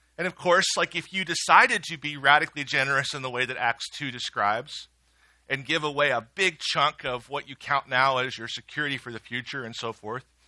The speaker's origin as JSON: {"language": "English", "region": "Midwest", "country": "United States", "said": "I'm a Midwesterner and I was raised well"}